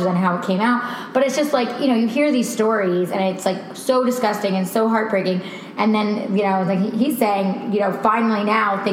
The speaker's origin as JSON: {"language": "English", "region": "New York", "country": "United States", "tie": "born or raised there", "said": "I'm from New York and I went to school, you know, like an hour from the city"}